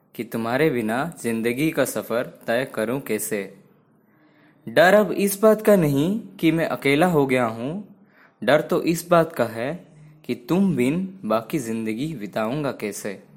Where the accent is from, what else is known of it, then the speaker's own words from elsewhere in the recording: Odisha, India; मैं उड़ीसा से हूँ